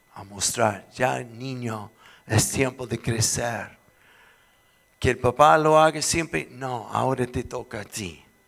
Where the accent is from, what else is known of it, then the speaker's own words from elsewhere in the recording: Chile; soy chileno